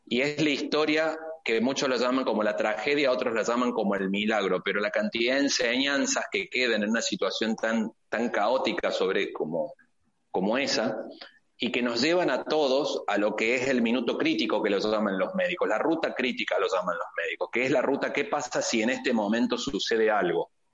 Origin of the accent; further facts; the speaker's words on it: Argentina; moved away as an adult; now in Tijuana, Mexico; yo como argentino